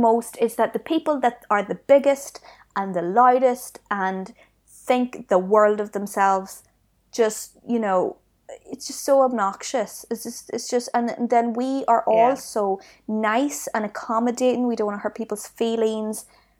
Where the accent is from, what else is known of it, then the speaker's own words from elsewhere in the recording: Ireland; And even the people from here, not every one of us has it. It's not even about being Irish.